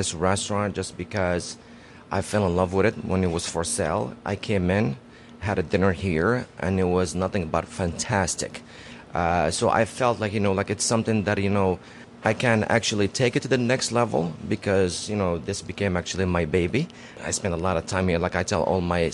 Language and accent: English; Morocco; moved away as an adult; also born or lived in Casablanca, Morocco; I grew up in Morocco up until I was 20 years old, and I moved over here.